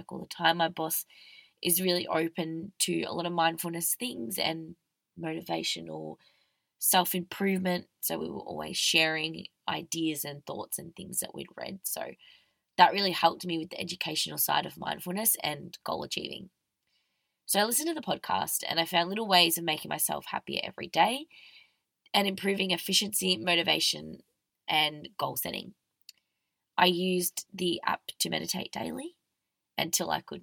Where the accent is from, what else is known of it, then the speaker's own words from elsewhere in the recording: Victoria, Australia; now in Melbourne, Australia; I'm an Australian girl